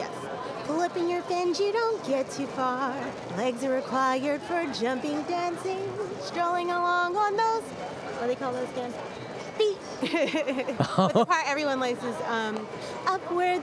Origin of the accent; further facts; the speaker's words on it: New York City, New York, United States; now in Washington, D.C., United States; I'm from Brooklyn originally